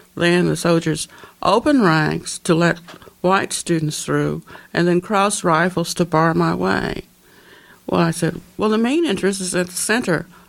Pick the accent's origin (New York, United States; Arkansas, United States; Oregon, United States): Arkansas, United States; Little Rock; moved away as an adult; I uh, lived in Little Rock until I was 17